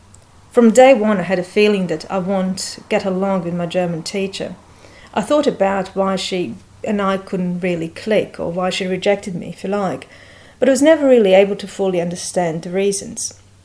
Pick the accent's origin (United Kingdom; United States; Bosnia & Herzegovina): Bosnia & Herzegovina; English is a second language; I was born and raised in Bosnia, but no, this is not this kind of story. It's not about the war.